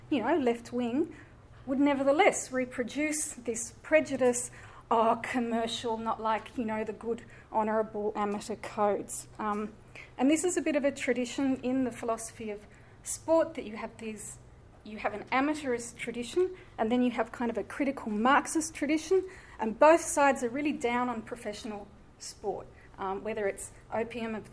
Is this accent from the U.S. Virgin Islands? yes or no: no; Sydney, New South Wales, Australia; I grew up in Eastwood and I went to school at um, Marsden over in West Ryde